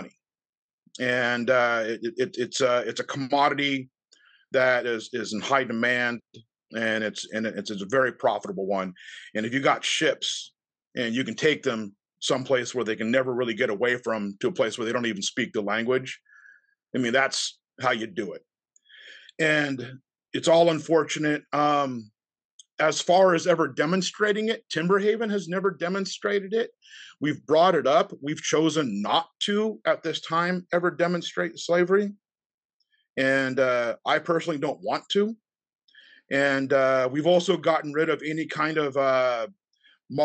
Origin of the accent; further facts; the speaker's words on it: United States; we're American